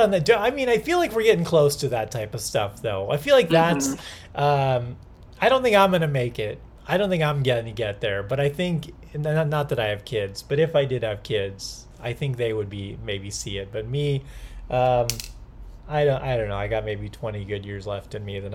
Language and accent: English; Long Beach, California, United States; also born or lived in Anaheim; I was actually born in Anaheim, but grew up in Long Beach